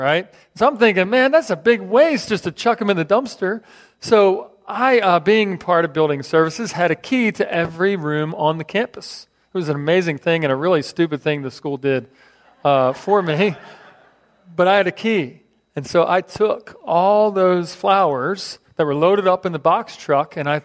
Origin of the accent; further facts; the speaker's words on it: Philadelphia, Pennsylvania, United States; moved away; I grew up in Philadelphia